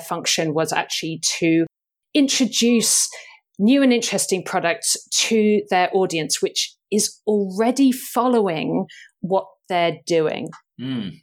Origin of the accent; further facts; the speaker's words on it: United Kingdom; I'm thoroughly British